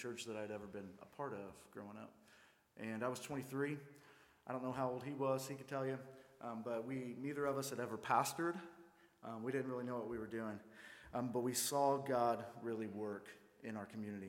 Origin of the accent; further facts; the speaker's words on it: Mine La Motte, Missouri, United States; I grew up in Mine Lamont, Missouri, which is the outskirts of Fredericktown, Missouri